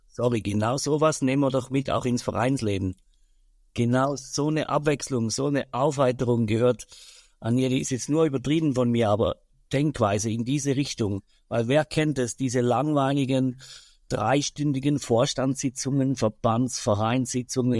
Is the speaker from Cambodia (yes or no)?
no; Switzerland; bei uns in der Schweiz